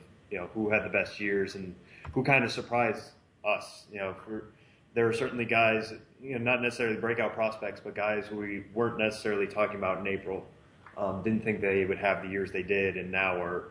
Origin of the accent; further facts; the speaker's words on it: Western Massachusetts, United States; drafted out of Springfield, Mass., which is my neck of the woods where I grew up in Western Massachusetts.